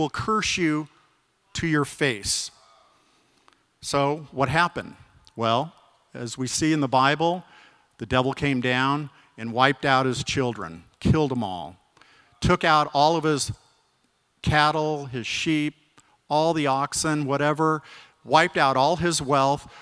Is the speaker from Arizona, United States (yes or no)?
yes; Arizona, United States; I grew up in Arizona. I had a wonderful childhood